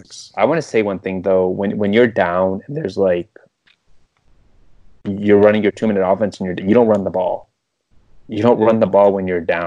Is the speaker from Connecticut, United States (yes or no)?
no; West Bloomfield, Michigan, United States; I'm from West Bloomfield, Michigan.